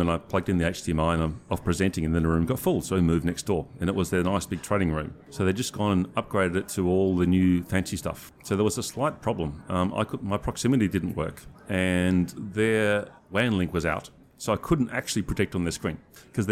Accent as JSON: {"language": "English", "country": "Australia", "said": "I come from Australia"}